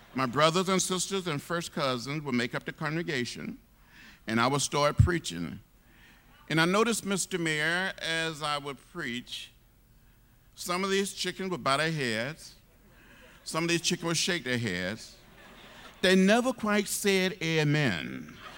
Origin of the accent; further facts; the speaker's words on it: Troy, Alabama, United States; moved away as an adult; also born or lived in Nashville, Tennessee; growing up outside of Troy, Alabama, fifty miles from Montgomery